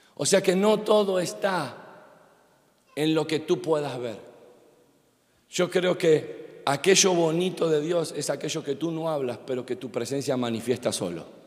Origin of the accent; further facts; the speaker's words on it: Argentina; also born or lived in Miami; como buen argentino